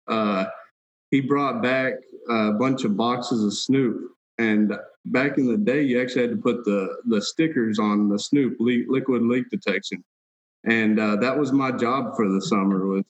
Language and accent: English; Texas, United States; also born or lived in Washington State; I was born and raised in Texas